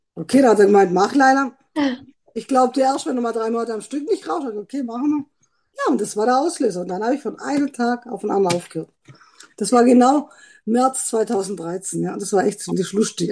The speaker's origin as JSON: {"language": "German", "town": "Trossingen", "region": "Baden-Württemberg", "country": "Germany", "said": "bin aus Trossingen"}